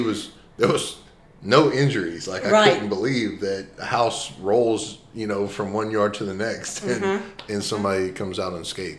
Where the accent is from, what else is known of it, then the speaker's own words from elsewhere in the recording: Deweyville, Texas, United States; where I grew up in Deweyville